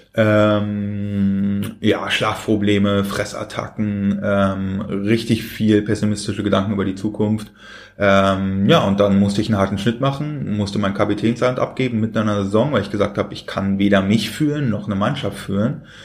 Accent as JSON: {"language": "German", "region": "Berlin", "country": "Germany", "tie": "born or raised there", "said": "ich bin in Berlin geboren."}